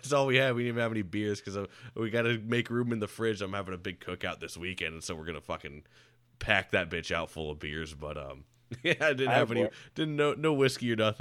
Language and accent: English; Land O' Lakes, Florida, United States; also born or lived in Jacksonville, Florida / Tampa, Florida; growing up in Florida, it wasn't as big. Well, you know the Tampa Bay area now. I grew up in Lando Lakes out there in Pasco.